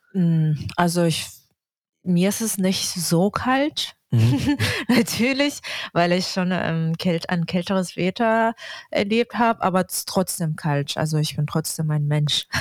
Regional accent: Yakutsk, Sakha Republic, Russia; German is a second language; moved away as an adult; also born or lived in Saint Petersburg / Hamburg; now in Berlin, Germany; Ich komme aus Jakutsk, aus Russland.

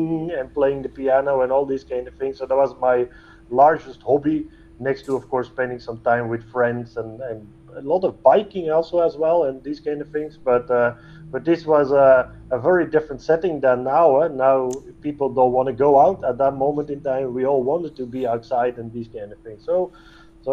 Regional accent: Antwerp, Flanders, Belgium; also born or lived in Netherlands; I've been born and raised around Antwerp, and did everything over there

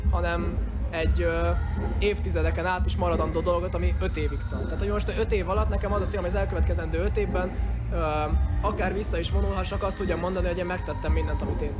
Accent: Hungary; én magyar vagyok, Magyarországon élek, és zenélek

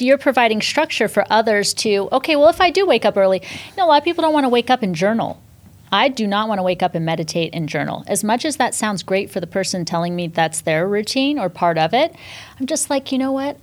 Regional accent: Northern California, United States; also born or lived in New York City, United States; now in Miami, United States; I grew up in Northern California, small town, uh, again, on a dairy farm

